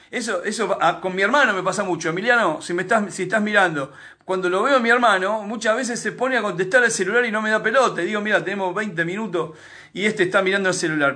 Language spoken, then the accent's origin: Spanish; Argentina; solamente en Argentina nos comportamos así